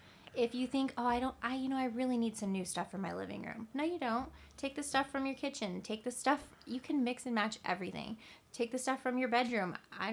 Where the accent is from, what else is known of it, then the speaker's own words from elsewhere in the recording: California, United States; We were so young and had kids young, and we, you know, we came from California. Everything's so expensive.